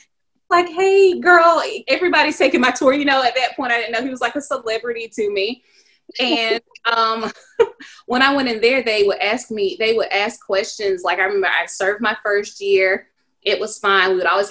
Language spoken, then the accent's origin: English; the South, United States; Like literally, like I'm from the South. We go to Myrtle Beach. That's a vacation.